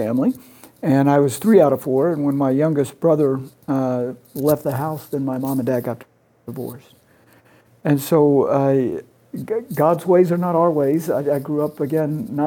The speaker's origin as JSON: {"language": "English", "region": "Oklahoma", "country": "United States", "tie": "born or raised there", "said": "I grew up in Oklahoma in a family that was definitely Catholic"}